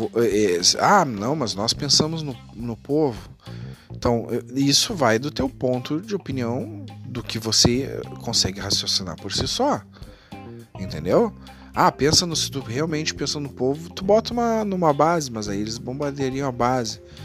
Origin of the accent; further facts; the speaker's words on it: Porto Alegre, Rio Grande do Sul, Brazil; Eu digo pela eleição da minha própria cidade, aqui, eu sou de Porto Alegre.